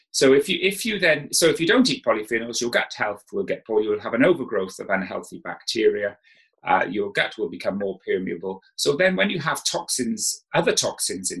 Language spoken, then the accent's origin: English; South Wales, United Kingdom; I grew up in South Wales.